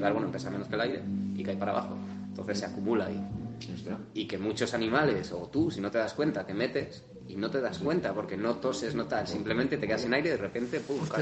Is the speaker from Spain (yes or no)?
yes; Spain; yo como español de bandera y toro